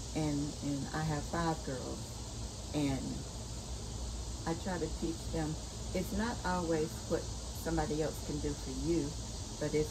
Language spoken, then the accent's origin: English; Pendleton, South Carolina, United States; I grew up in Pendleton. They said Anderson, but it was closer to Pendleton than it was